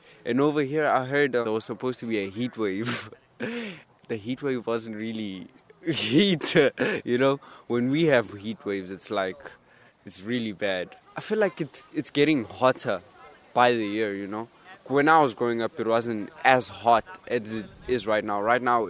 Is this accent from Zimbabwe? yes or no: yes; Zimbabwe; now in Ireland; we are refugees from Zimbabwe.